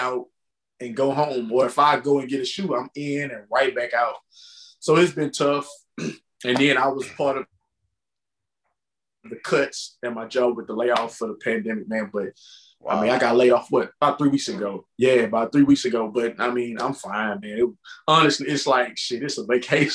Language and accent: English; Richmond, Texas, United States; I'm a small town outside of Houston called Richmond